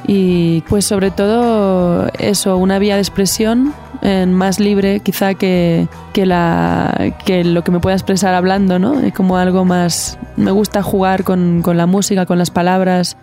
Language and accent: Spanish; Barcelona, Catalonia, Spain; yo nací en Barcelona, en donde un lugar donde convergen muchos tipos de música y es, viví en un pueblo cerca del bosque